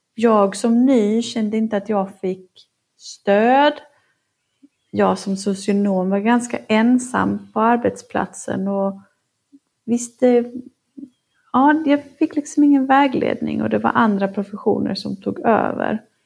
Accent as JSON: {"language": "Swedish", "region": "Norrland", "country": "Sweden", "tie": "born or raised there", "moved": "yes", "said": "Jag är uppvuxen i Norrland"}